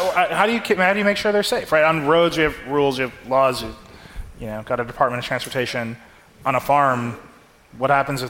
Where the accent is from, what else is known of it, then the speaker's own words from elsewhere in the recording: Racine, Wisconsin, United States; I grew up in Racine, Wisconsin, driving past the Case factory every single day of my life.